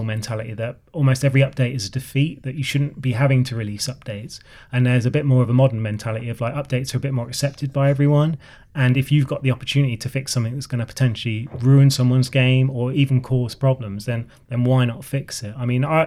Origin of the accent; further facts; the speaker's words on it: Oxford, South East England, United Kingdom; moved away; I'm sort of from Oxford Way originally.